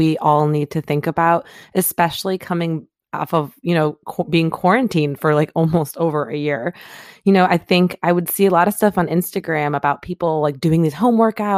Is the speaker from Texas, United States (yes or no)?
no; Michigan, United States; now in California, United States; I grew up in the Midwest